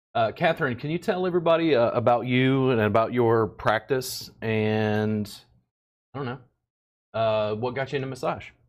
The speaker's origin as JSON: {"language": "English", "region": "Louisiana", "country": "United States", "moved": "yes", "lives_now": "Texas, United States", "said": "I'm from Louisiana. I live in Texas"}